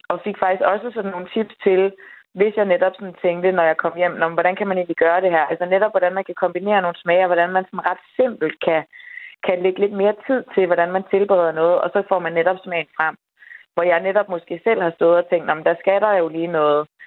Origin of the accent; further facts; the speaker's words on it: Denmark; typisk som dansker